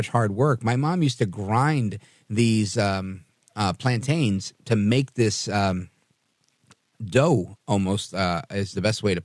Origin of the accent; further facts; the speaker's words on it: New York City, New York, United States; moved away; also born or lived in Hudson County, New Jersey; I grew up in Brooklyn, New York. So, and then Hudson County, New Jersey.